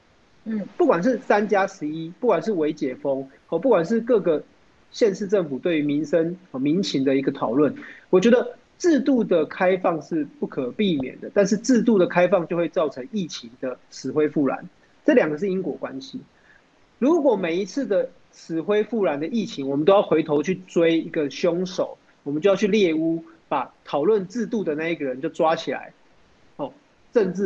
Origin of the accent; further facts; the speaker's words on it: Taoyuan, Taiwan; 然后因为我是桃园人嘛，哈，当然为桃园的经验来讲的讲